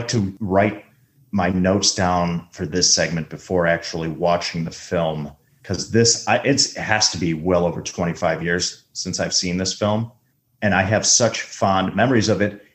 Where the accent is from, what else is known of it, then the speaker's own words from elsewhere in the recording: Chicago Northwest suburbs, Illinois, United States; moved away; Chicago. I grew up in Northwest suburbs.